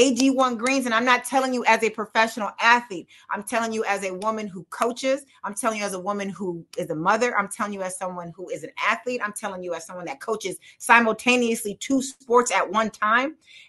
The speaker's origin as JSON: {"language": "English", "region": "Midwest", "country": "United States", "said": "Oh yeah, I'm from the Midwest."}